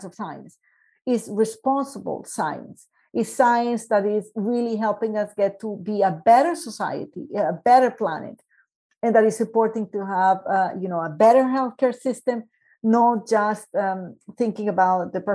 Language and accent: English; Medellín, Antioquia, Colombia; moved away; also born or lived in Canada; I came back to Colombia to work as chief operating officer for Ruta N in Medellin, my hometown